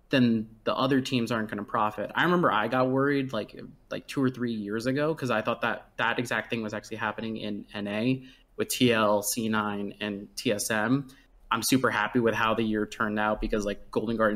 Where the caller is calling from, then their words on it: Washington, District of Columbia, United States; I am calling from Washington D.C.